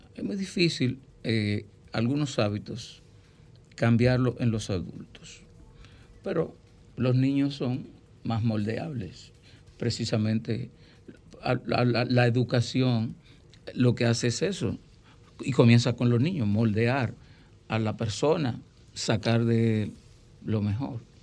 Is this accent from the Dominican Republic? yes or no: yes; Miches, El Seibo, Dominican Republic; mi pueblo, en Miches